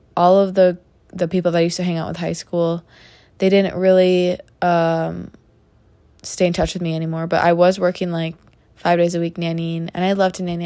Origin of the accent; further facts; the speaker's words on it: Minnesota, United States; in my home state of the great state of Minnesota